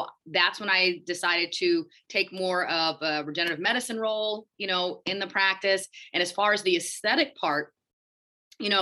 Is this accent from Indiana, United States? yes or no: no; Houston, Texas, United States; moved away as an adult; also born or lived in Connecticut / Michigan / Illinois; I'm originally from Houston, Texas, and that's where I'm practicing right now.